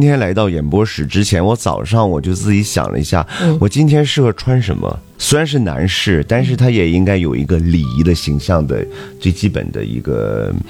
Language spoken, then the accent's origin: Chinese; Dalian, Liaoning, China; 呃，我作为咱们大连人，作为东道主吧，呃，也是做了一场压轴的大秀。